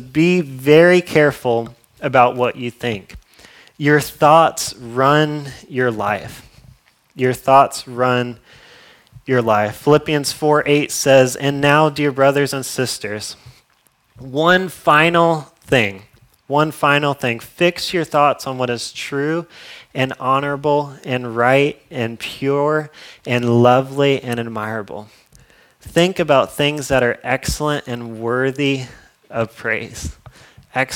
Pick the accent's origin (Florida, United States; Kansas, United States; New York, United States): Florida, United States; I'm from Florida. I don't know if you guys know that, but I'm from Florida